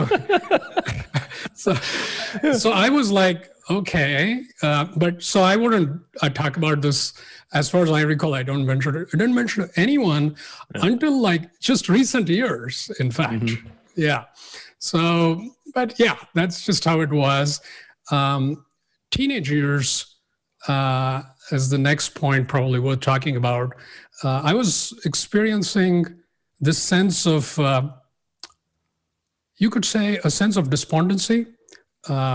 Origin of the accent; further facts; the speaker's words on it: India; I grew up in India and nothing particularly unusual. A middle-class family, big city.